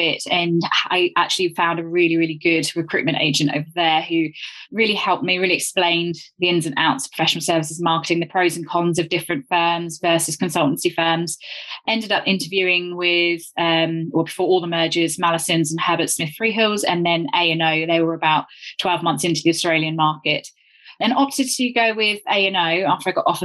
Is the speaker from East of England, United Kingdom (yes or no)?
no; Devon, South West England, United Kingdom; moved away as an adult; also born or lived in London; I grew up in Devon and then moved up to London to go to uni to study chemistry